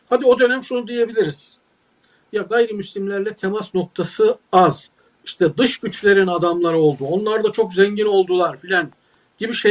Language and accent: Turkish; Uşak, Uşak Province, Turkey; Mesela ben Uşaklıyım. Uşak'ta Hazım Sesli diye altın gibi bir adam vardı.